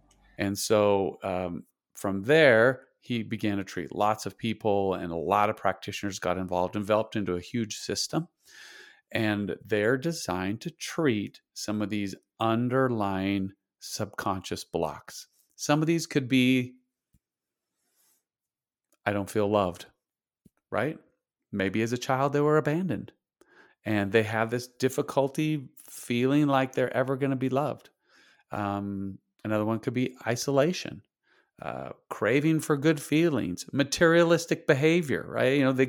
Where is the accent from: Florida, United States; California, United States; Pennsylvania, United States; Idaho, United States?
Idaho, United States; I grew up in Idaho in the United States. Okay. We're talking, it's cold. I grew up on a potato farm. I had 64 people in my high school graduating class.